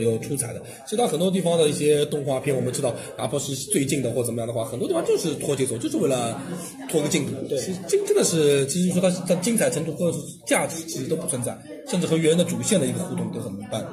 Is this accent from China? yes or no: yes; China; 我们中国人的感受更加大的话